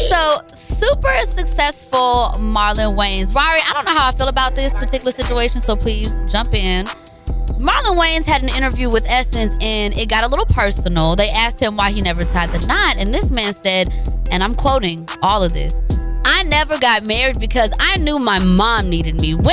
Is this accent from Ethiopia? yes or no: yes; Tigray, Ethiopia; Like y'all know, I am from Tigray